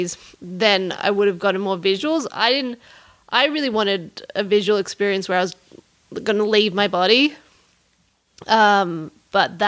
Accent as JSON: {"language": "English", "town": "Canberra", "region": "Australian Capital Territory", "country": "Australia", "tie": "born or raised there", "also_born_or_lived": "Los Angeles, United States / New York, United States", "moved": "as an adult", "said": "I grew up in Australia with great skies"}